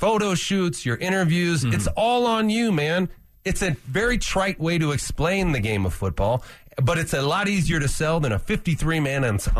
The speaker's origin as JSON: {"language": "English", "region": "California", "country": "United States", "said": "I'm from California."}